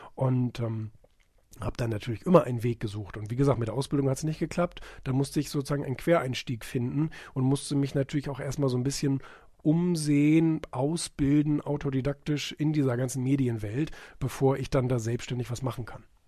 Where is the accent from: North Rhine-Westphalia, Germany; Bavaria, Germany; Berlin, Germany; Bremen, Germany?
Bremen, Germany; moved away; also born or lived in Rotenburg; das ist mein Geburtsort